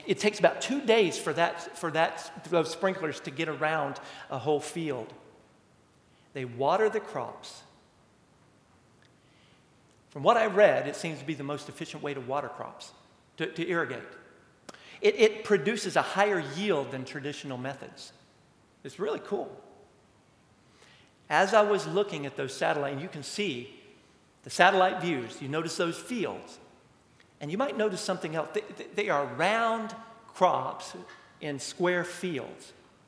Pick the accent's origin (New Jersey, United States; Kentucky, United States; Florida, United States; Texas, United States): Texas, United States; Amarillo; Growing up in Amarillo for a little while, a couple of times.